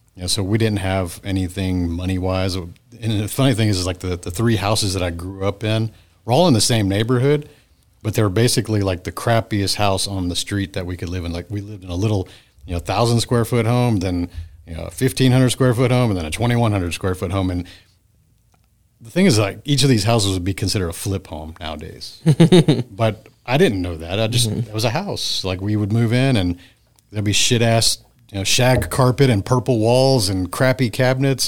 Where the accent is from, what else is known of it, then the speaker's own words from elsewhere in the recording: Friendswood, Texas, United States; my hometown of Friendswood, Texas